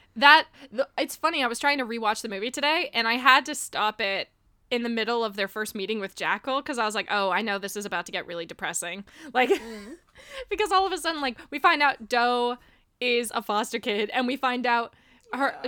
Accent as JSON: {"language": "English", "town": "Miami", "region": "Florida", "country": "United States", "tie": "born or raised there", "said": "Growing up in Miami, I was like the awkward white kid"}